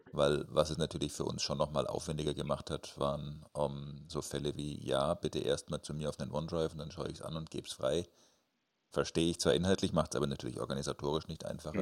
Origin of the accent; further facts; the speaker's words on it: Nuremberg, Bavaria, Germany; Bei uns in Nürnberg